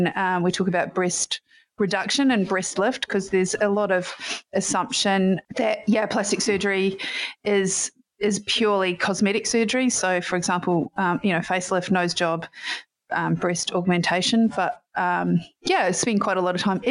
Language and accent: English; New Zealand; I am from New Zealand, and in high school I played a lot of sport